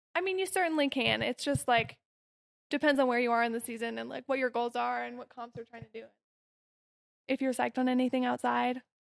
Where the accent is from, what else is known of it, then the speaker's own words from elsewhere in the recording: Denver or Golden, Colorado, United States; I'm from Denver or Golden, Colorado